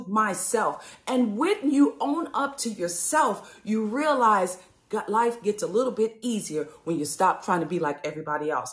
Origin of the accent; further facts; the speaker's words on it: New Orleans, Louisiana, United States; growing up from New Orleans, Louisiana